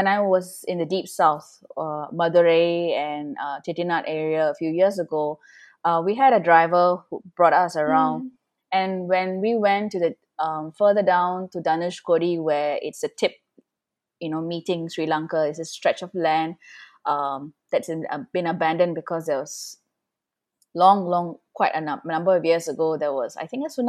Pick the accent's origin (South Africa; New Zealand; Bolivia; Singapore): Singapore; most of us are here for 3-4 generations